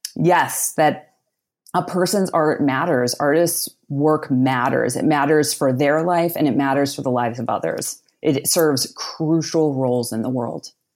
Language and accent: English; outside of Pittsburgh, Pennsylvania, United States; I grew up outside of Pittsburgh, Pennsylvania in a small working class town.